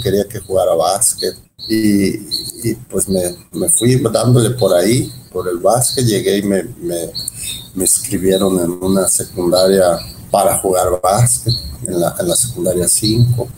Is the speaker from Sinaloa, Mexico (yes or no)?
yes; Los Mochis, Sinaloa, Mexico; moved away as an adult; also born or lived in Mexicali / Guasave / Culiacán / Guadalajara; now in Puerto Vallarta, Mexico; Soy, nacido eh, realmente en Mexicali soy cachanilla, pero nos creamos, nos creamos, vivimos en, en, Mochis, Guasave, Culiacán, toda esa parte